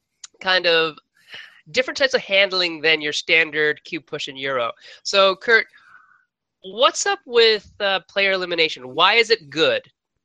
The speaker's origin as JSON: {"language": "English", "town": "Sault Ste. Marie", "region": "Ontario", "country": "Canada", "tie": "born or raised there", "said": "my hometown of Sault Ste. Marie"}